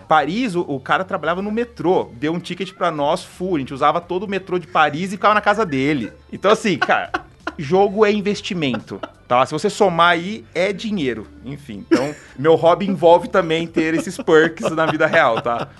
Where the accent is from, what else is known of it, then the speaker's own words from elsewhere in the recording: São Carlos, São Paulo, Brazil; A gente é de São Carlos. É, aí eu fui, fiz, fiz é, engenharia